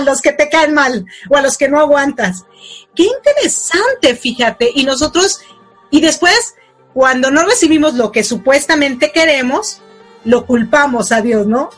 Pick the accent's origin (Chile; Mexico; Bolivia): Mexico; now in United States; bueno, allá en México, porque yo estoy en Estados Unidos